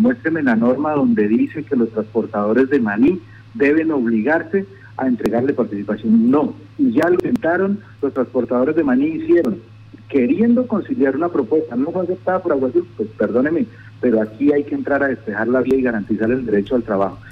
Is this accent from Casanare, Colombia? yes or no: yes; Maní, Casanare, Colombia; soy de Maní